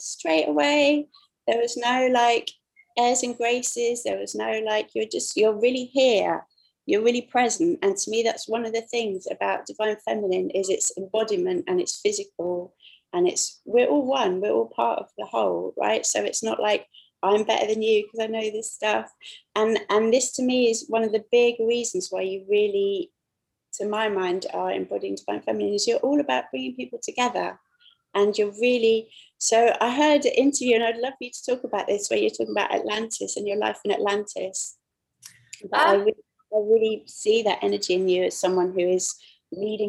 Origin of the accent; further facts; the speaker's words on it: London, United Kingdom; we're both from London